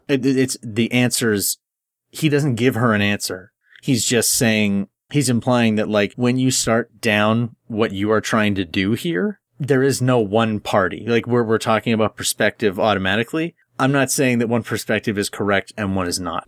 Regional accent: Canada; I'm Canadian

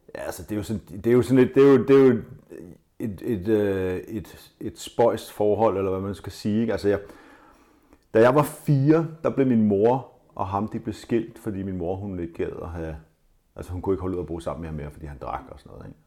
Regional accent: Denmark; Vi er jo danskere

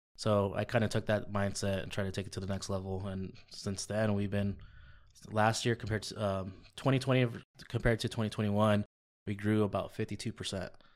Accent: La Puente, California, United States; also born or lived in Eastvale, California / Riverside, California; born and raised in La Puente

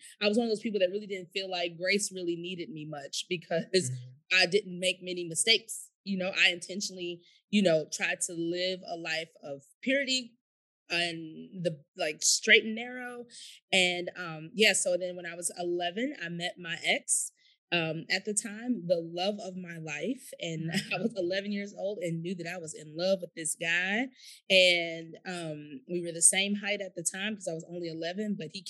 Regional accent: St. Louis, Missouri, United States; I'm from St. Louis

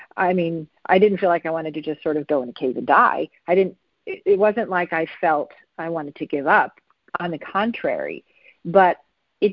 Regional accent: New York, United States; moved away; I'm from New York originally

